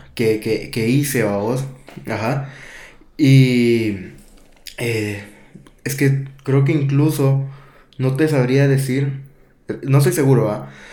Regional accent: Guatemala; me crié en Guato

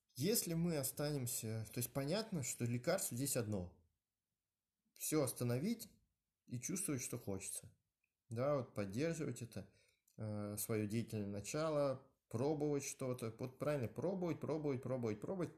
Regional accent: Moscow, Russia; я родился, да, в э, Москве, в районе Новогиреева, Э, в 70-м роддоме

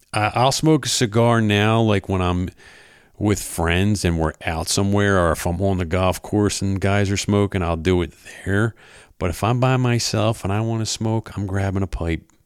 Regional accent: Philadelphia, Pennsylvania, United States; moved away as an adult; now in South Jersey, United States; I am originally from Philadelphia, South Philadelphia, actually

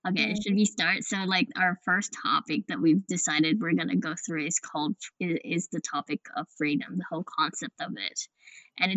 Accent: Western Australia, Australia; we are from Australia, Western Australia

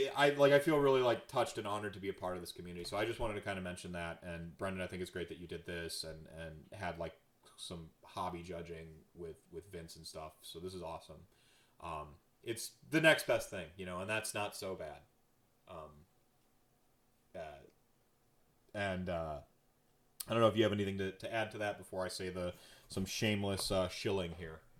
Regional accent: North Carolina, United States; also born or lived in Minnesota / Wisconsin / New York City; now in Milwaukee, United States; I was nomadic. Uh, you know, I grew up in North Carolina, Minnesota, Wisconsin, New York City, even for a spell.

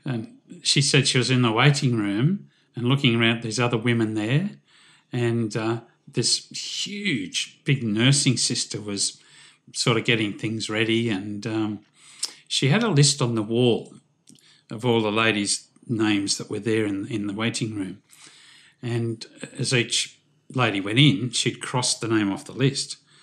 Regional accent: Newcastle, New South Wales, Australia; I was born in Newcastle, which is just north of Sydney.

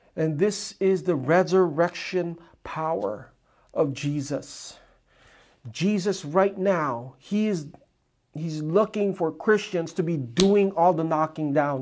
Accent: Philippines; I am Filipino, I am like the most shamed Filipino

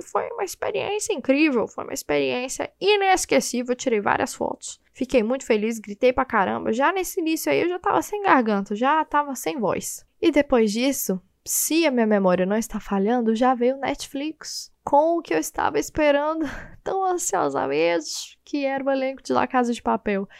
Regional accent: Goiânia, Goiás, Brazil; Eu sou de Goiânia, né? Então eu sou acostumada com calor

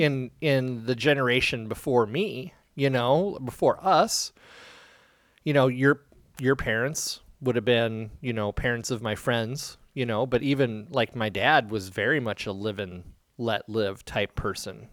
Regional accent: Iowa, United States; growing up in Iowa

